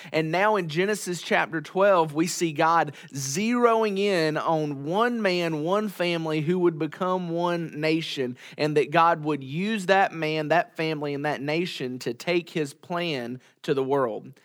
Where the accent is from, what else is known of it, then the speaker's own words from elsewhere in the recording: United States; as American Christians living in twenty twenty-one